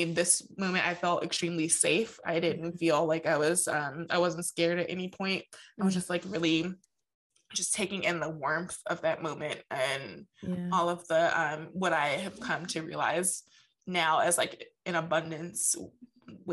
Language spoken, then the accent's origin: English; New Jersey, United States; we grew up in New Jersey and we lived, the end of our street was like, it like led into like a bay.